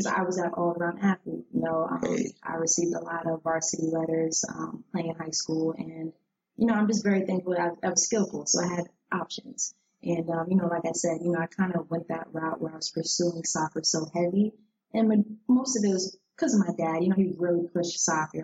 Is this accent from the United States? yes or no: yes; New Jersey, United States; moved away as an adult; now in Washington, D.C., United States; I was actually born and raised in New Jersey